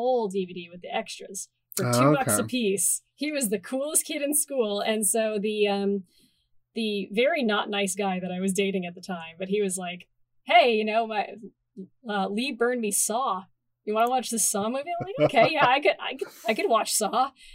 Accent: Timmins, Ontario, Canada; my hometown theater because I lived in Timmins, Ontario

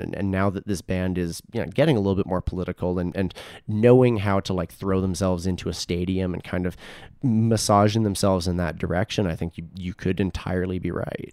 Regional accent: Edmonton, Alberta, Canada; moved away as an adult; also born or lived in Toronto; where I grew up in Southwest Edmonton

